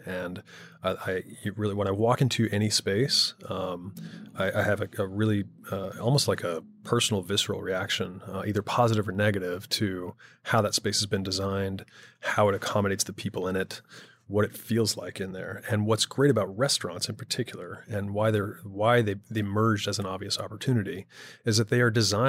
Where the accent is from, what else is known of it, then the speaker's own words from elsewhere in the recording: Houston, Texas, United States; But I grew up in Houston, Texas.